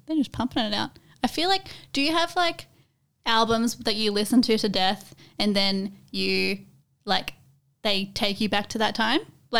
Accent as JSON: {"language": "English", "country": "Australia", "said": "Or like as an Australian, Creatipi. The T is too much."}